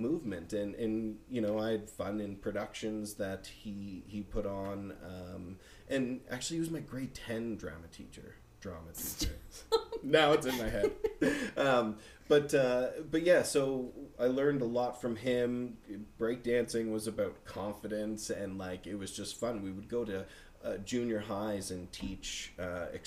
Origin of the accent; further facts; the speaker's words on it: Bedford, Nova Scotia, Canada; also born or lived in Winnipeg, Manitoba; growing up in Bedford, it was a really nice community.